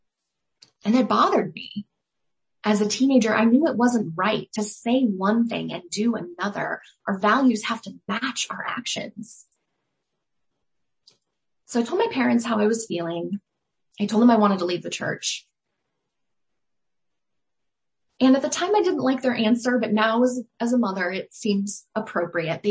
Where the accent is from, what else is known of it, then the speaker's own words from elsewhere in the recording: Scottsdale, Arizona, United States; I was born in Scottsdale, Arizona